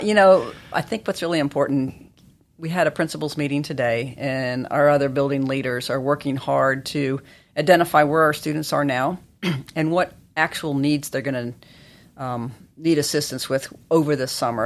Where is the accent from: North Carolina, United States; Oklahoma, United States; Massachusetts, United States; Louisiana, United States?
North Carolina, United States; Chapel Hill; I grew up in Chapel Hill